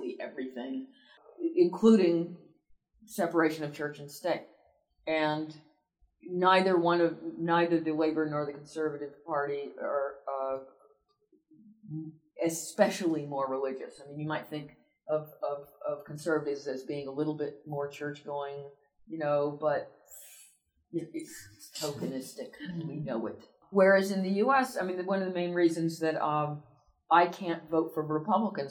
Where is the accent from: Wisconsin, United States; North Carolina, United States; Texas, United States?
North Carolina, United States; I grew up in North Carolina